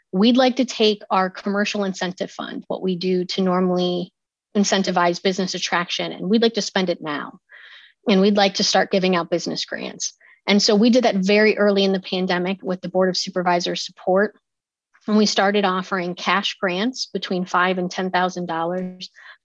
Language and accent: English; Ohio, United States; accent: Midwestern; now in Loudoun County, United States; some people might pick up my Midwestern accent. Apparently, when I get going, I sound like I'm right from the heart of the Midwest, but I'm actually from Ohio